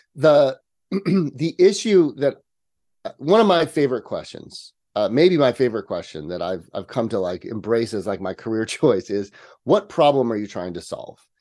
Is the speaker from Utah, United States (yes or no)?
no; near Yosemite National Park, Sierra Nevada, California, United States; I am a native Californian. Um, I was actually raised in the country. I grew up just outside of Yosemite National Park, uh, up in the Sierra Nevada.